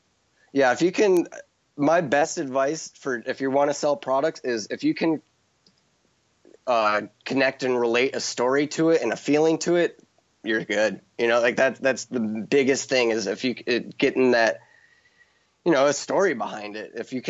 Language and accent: English; Midwest, United States; and that's me from growing up in the Midwest, knowing like I from a little kid, I knew I wanted to live in Hawaii.